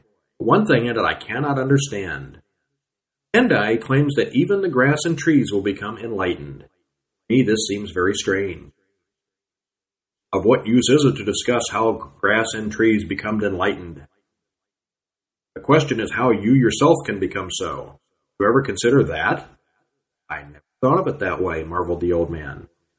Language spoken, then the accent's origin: English; California, United States; born there; now in Texas, United States; I was born in California. Now I live in Texas, so as you can guess, I get no gain here in Texas.